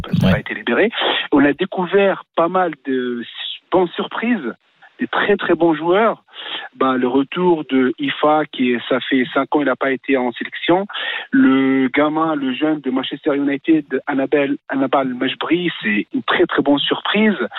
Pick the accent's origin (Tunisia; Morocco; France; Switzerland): Tunisia; je suis tunisien